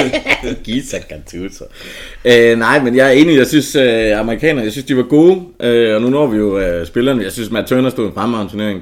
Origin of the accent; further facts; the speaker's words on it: Southern Jutland, Southern Denmark, Denmark; jeg kommer fra Sønderjylland